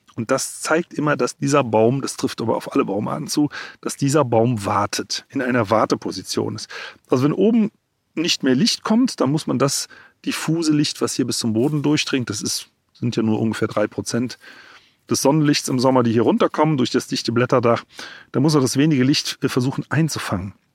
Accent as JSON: {"language": "German", "country": "Germany", "said": "bei uns in Deutschland"}